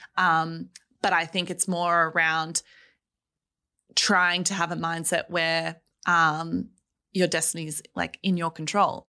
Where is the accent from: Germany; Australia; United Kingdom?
Australia; Melbourne, Victoria; I grew up in Melbourne.